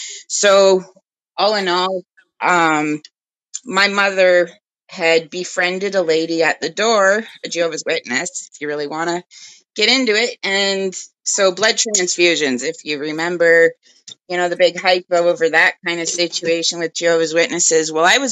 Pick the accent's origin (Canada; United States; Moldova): Canada; Toronto, Ontario; I was born in North York